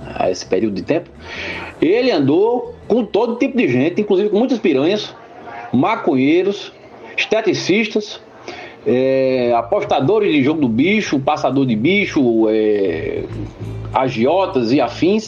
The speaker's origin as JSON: {"language": "Portuguese", "town": "Limoeiro", "region": "Pernambuco", "country": "Brazil", "said": "eu sou de Limoeiro"}